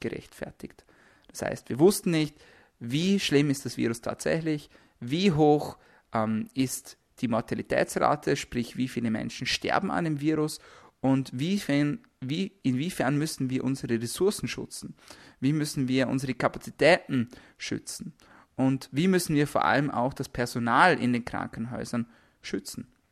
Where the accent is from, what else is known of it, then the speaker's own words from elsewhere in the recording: Austria; bei uns in Österreich